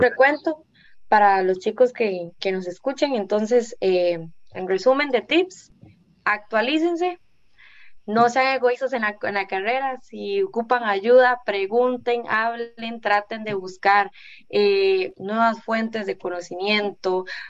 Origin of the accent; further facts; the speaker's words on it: Guápiles, Limón, Costa Rica; Yo soy de acá de Guapiles